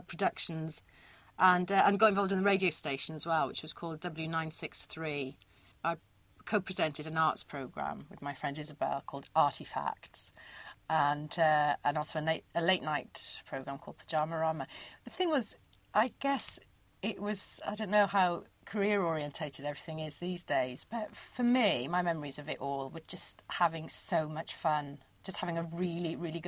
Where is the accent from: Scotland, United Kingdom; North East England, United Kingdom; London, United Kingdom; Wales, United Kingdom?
Wales, United Kingdom; Porthcawl; I'm from South Wales, from Porthcawl